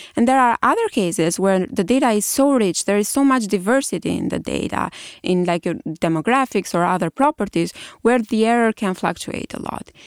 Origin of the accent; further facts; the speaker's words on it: Albania; moved away as an adult; also born or lived in Germany / Italy; now in United States; I did my undergrad in Albania, which is my home country.